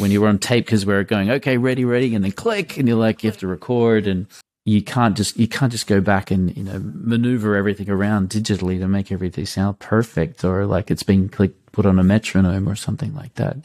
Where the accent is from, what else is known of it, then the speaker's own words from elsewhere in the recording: Australia; also born or lived in Munich, Germany; now in Germany; I'm an Australian in Munich